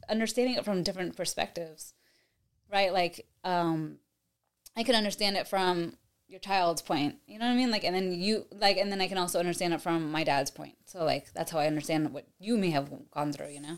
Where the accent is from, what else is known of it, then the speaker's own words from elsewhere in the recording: New York, United States; now in Tampa, United States; I'm from New York, but I have, have lived in Tampa for the past twenty years